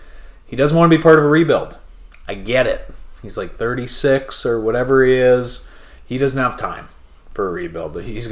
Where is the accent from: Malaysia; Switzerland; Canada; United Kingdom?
Canada; as a Canadian